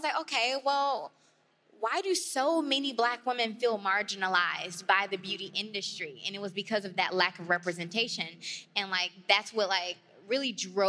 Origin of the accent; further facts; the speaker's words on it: Detroit, Michigan, United States; So I grew up in Detroit, and Detroit is a black city. When I describe, like, who I am as a person, it's like, I come from Detroit, which is 85% black. I went to a HBCU. I went to FAMU.